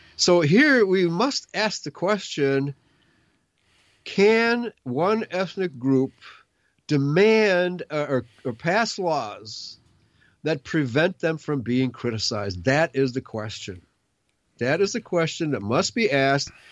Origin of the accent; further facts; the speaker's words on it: United States; my right as an American